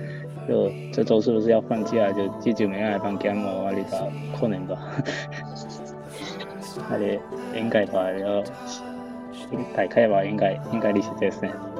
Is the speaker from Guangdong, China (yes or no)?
yes; Guangdong, China; moved away as an adult; now in Nanjing, China; 我们这个专业就我一个广东人